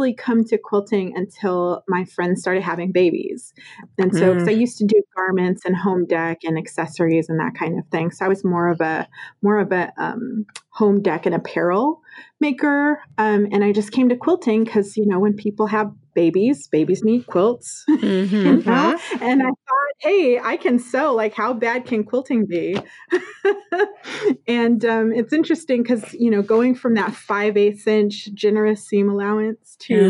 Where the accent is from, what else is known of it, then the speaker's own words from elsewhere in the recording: Colorado, United States; I grew up in Colorado